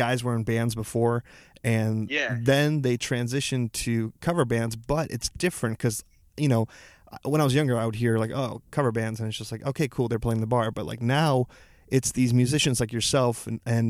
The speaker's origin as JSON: {"language": "English", "town": "Chicago", "region": "Illinois", "country": "United States", "said": "I'm from Chicago"}